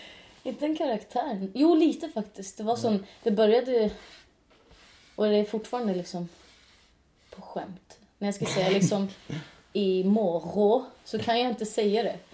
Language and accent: Swedish; Norway; Swedish is a second language; now in Sweden; Jag är norsk